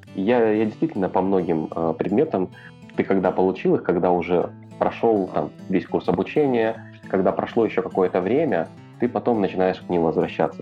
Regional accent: Odesa, Odesa Oblast, Ukraine; Я из Одессы

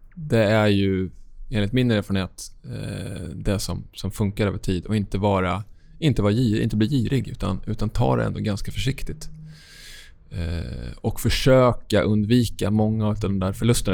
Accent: Sweden

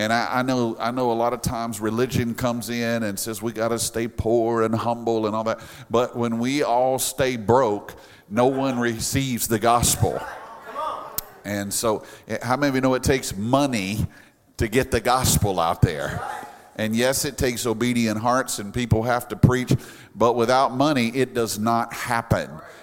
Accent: Louisiana, United States; now in South Florida, United States; we're from Louisiana

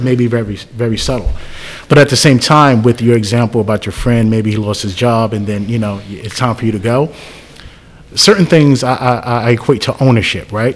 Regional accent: Jersey City, New Jersey, United States; moved away; I'm originally from Jersey City, so I still go there and mentor

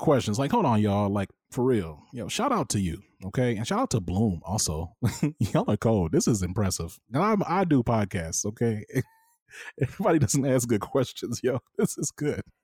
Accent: Dallas, Texas, United States; also born or lived in Rome, Georgia / Minnesota; now in Houston, United States; I came to Texas as a kid. I was, like, six. I was born in Rome, Georgia

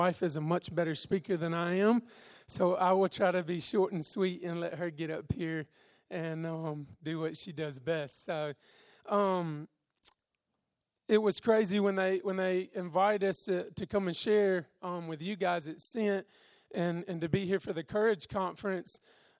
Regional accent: Alabama, United States; moved away as an adult; also born or lived in California; now in Mozambique; If you can tell my accent, I'm actually from Alabama in America.

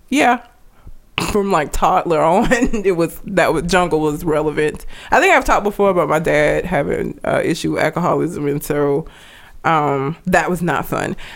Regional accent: Talladega, Alabama, United States; I grew up in Talladega.

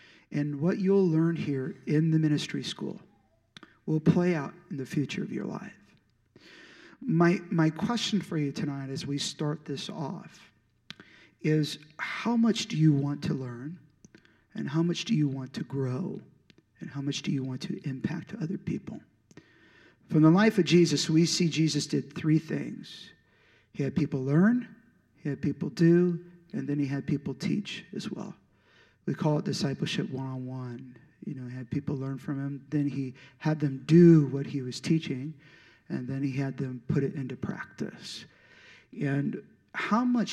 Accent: St. Louis, Missouri, United States; moved away as an adult; also born or lived in Chico, California; I was in St. Louis, Missouri. That's where I'm originally from

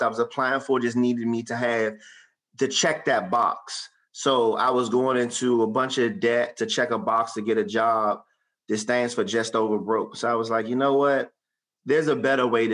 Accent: Suitland, Maryland, United States; I grew up in Suitland off of Auth Road, Suitland, Maryland

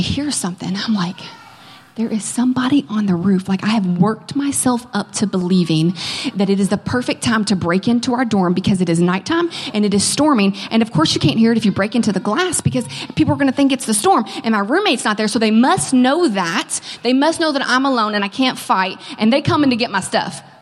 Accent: Kentucky, United States; moved away as an adult; now in California, United States; I am from Kentucky

